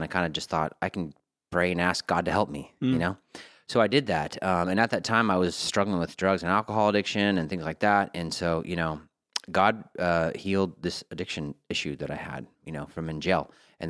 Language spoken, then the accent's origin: English; California, United States; also born or lived in Colorado; I was born in Colorado, Montrose, Colorado. But my mom and dad split up when I was very young. We moved out to California before I was one.